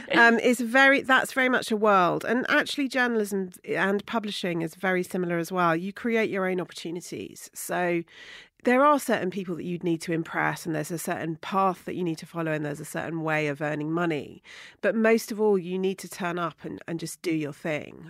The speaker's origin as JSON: {"language": "English", "area": "Somerset", "region": "South West England", "country": "United Kingdom", "tie": "born or raised there", "moved": "as an adult", "lives_now": "London, United Kingdom", "said": "I was brought up in Somerset in a small town, you know, very rural community"}